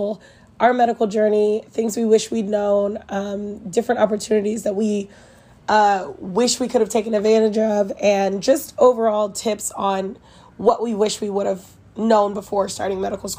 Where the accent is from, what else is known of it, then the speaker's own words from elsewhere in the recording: Kansas City, United States; I'm from Kansas City, and I am a third-year medical student